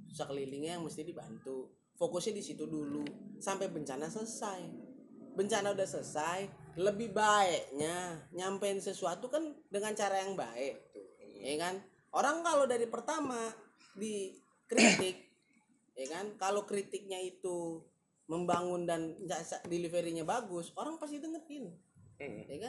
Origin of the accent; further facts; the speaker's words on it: Jakarta, Indonesia; jujur ya gue orang Jakarta asli ya, tapi gue nggak suka sama orang-orang Jakarta yang sekarang nih